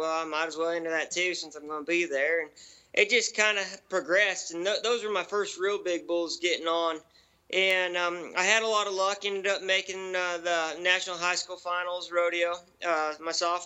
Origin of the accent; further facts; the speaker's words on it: Grand Coulee, Washington, United States; I was born and raised in Grand Coulee on the Colville Reservation